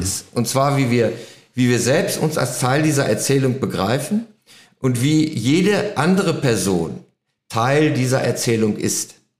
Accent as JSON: {"language": "German", "country": "Germany", "said": "als Deutscher"}